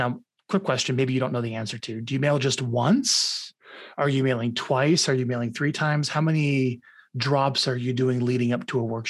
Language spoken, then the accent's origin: English; Omaha, Nebraska, United States; moved away as an adult; also born or lived in Long Branch, New Jersey; my parents got out and moved to Omaha, Nebraska when I was 4. And then I stayed in Omaha. And then I turned 27. I got out.